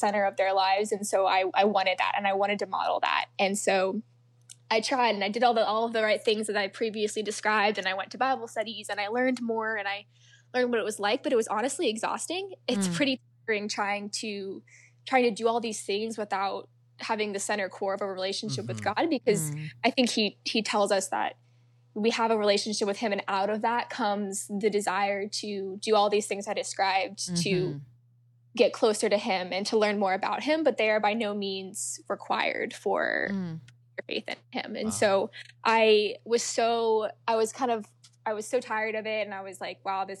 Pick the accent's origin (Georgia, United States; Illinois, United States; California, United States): Georgia, United States; a suburb of Atlanta; I'm actually from a suburb of Atlanta. So I'm from the South